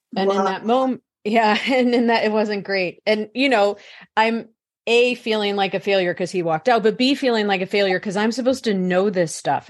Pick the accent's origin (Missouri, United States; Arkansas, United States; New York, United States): Missouri, United States; St. Louis; I was born in St. Louis, Missouri, in the Midwest